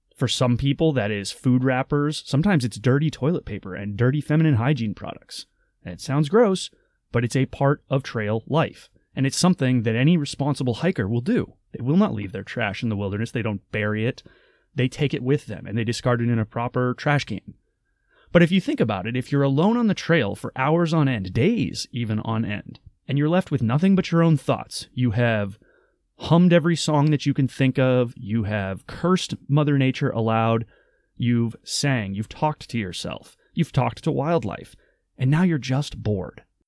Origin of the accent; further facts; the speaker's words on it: Maine, United States; I grew up in Maine